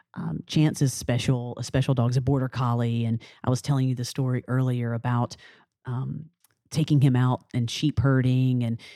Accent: New Orleans, Louisiana, United States; we are from New Orleans. We have a reputation to uphold.

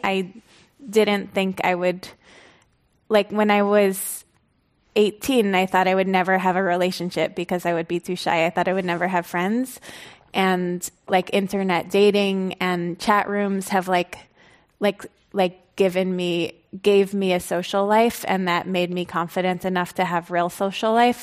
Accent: United States; I grew up kind of outside, like, in, in the vicinity of New York, but really in an exur, exurban area

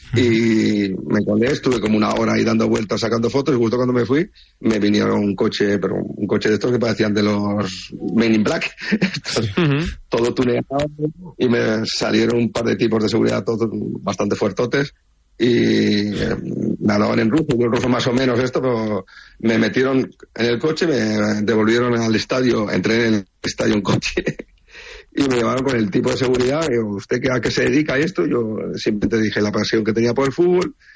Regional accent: Oviedo, Asturias, Spain; Yo soy de Oviedo

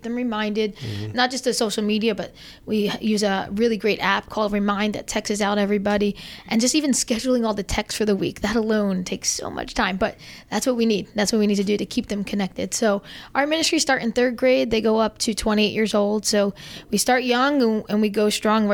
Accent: New Jersey, United States; moved away as an adult; now in South Jersey, United States; I still have my North Jersey roots. They will never leave me. And if you hear a slight accent, that's why, because I'm from North Jersey. I'm a North Jersey girl.

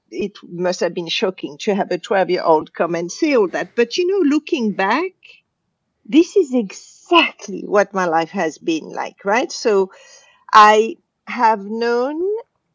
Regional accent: Casablanca, Casablanca-Settat, Morocco; I was brought up in Casablanca, Morocco

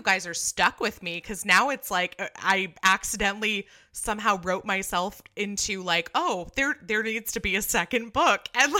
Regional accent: California, United States; You're from the East Coast, and I'm from California, where we just, this is not, we don't have a white Christmas.

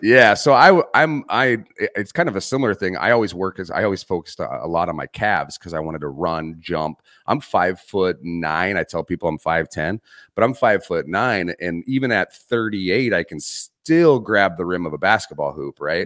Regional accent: Arizona, United States; I grew up in Arizona.

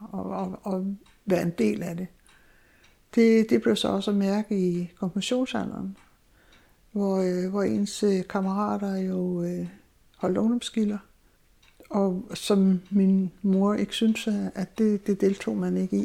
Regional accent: Zealand, Denmark; moved away as an adult; also born or lived in Southern Jutland; now in Egernsund, Denmark; jeg er egentlig sjællænder, men, øh, kom her til Sønderjylland i nitten otteogtres

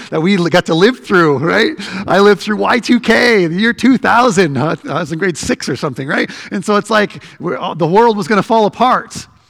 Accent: Canada; we're Canadian

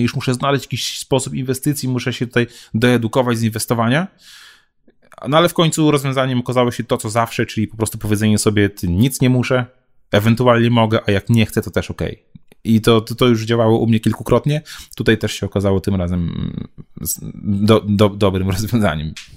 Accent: Białystok, Podlaskie Voivodeship, Poland; Ja jestem z Białego Stoku

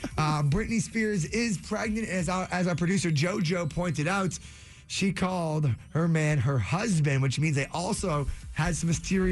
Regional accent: Framingham, Massachusetts, United States; Two brothers born and raised in Framingham

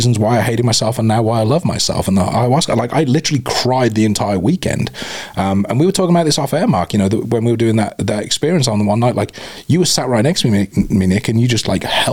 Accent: United Kingdom; moved away as an adult; now in Tucson, United States; I'm ex-military and I'm British

